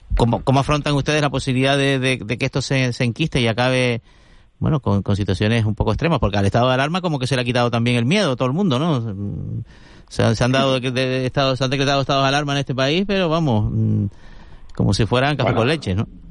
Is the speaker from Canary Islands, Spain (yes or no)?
yes; Santa Cruz de Tenerife, Canary Islands, Spain; Yo crecí en Tío Pino, que es un barrio donde hacíamos hogueras, hacíamos hogueras en el barranquillo que hay allí justo al lado, que es una especie de afluente del Barranco de Santos